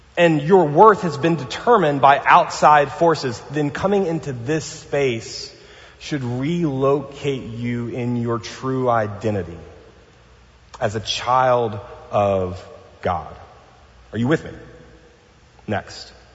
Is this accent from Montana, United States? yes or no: no; New Orleans, Louisiana, United States; now in Pasadena, United States; I'm from New Orleans